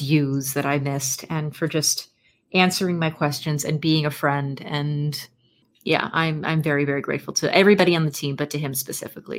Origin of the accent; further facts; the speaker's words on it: United States; I am an American